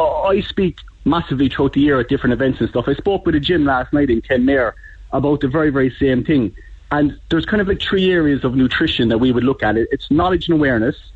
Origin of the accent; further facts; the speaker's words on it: Belfast, Northern Ireland, United Kingdom; now in Cobh, Ireland; I grew up in Belfast